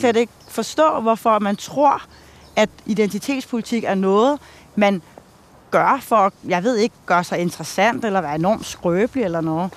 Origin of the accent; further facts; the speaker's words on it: Denmark; her, hvor jeg voksede op